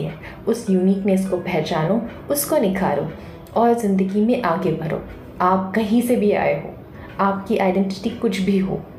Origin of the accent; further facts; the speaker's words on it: Kolkata, West Bengal, India; moved away as an adult; now in Mumbai, India; मैं born and brought up Calcutta से हूँ मैं एक बंगाली हूँ बट अभी मैं मुंबई में रहती हूँ